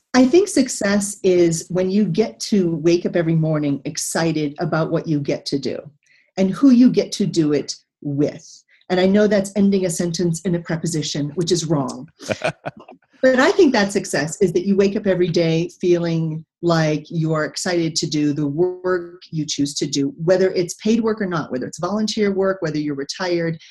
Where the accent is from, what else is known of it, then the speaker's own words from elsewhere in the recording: Texas, United States; moved away; also born or lived in Pearl Harbor; I come from Texas